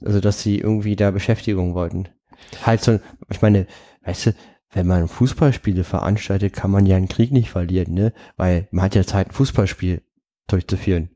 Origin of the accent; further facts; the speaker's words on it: Berlin, Germany; als Berliner